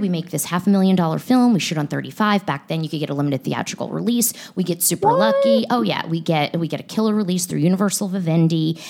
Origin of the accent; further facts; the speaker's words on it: United States; moved away as an adult; also born or lived in New York; I'm from Philly, Jersey